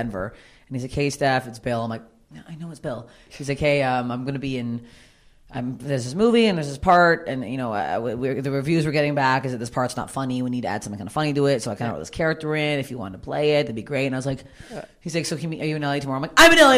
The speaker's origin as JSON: {"language": "English", "town": "Toronto", "region": "Ontario", "country": "Canada", "tie": "born or raised there", "moved": "yes", "said": "Toronto? It's, like, my hometown"}